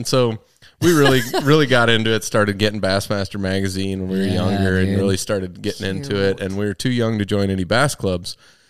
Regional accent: Eau Claire, Wisconsin, United States; moved away as an adult; also born or lived in Ely, Minnesota; now in Colorado, United States; I'm actually from Eau Claire, Wisconsin, not far down the road from here.

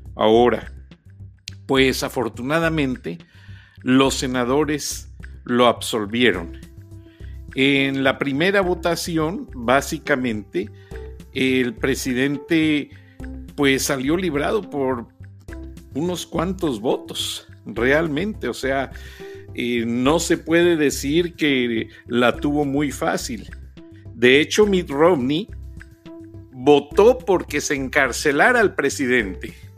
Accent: Guanajuato, Mexico; yo provengo de una provincia de Guanajuato

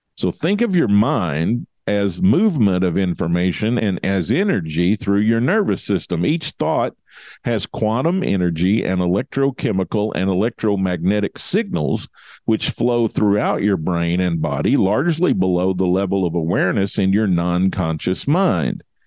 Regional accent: Kentucky, United States; it's my home state

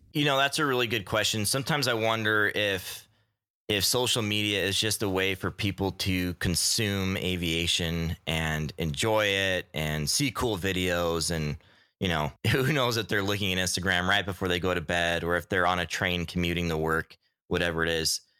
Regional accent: Utah, United States; now in Homer, United States; I grew up in Utah

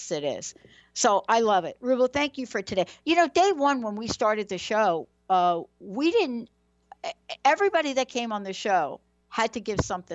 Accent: New York, United States; accent: New York; my New York accent

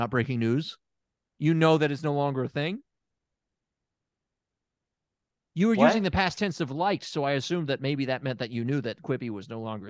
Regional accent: Germantown, Tennessee, United States; And maybe you don't know this about me, but I am from Germantown. And I think any real Germantownians will tell you Germantown's the real Memphis.

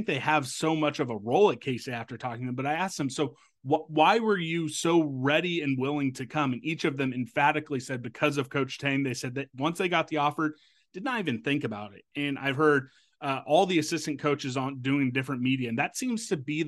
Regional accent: Topeka, Kansas, United States; my hometown, Washburn Ichabods

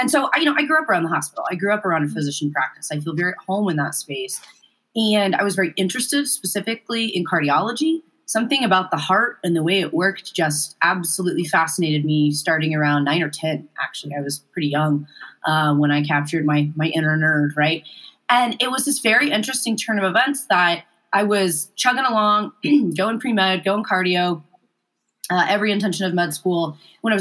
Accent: Muskogee, Oklahoma, United States; moved away as an adult; also born or lived in Indianapolis, Indiana; I grew up in Muskogee.

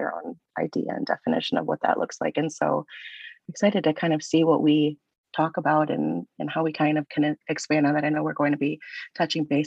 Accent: Michigan, United States; I am originally from Michigan

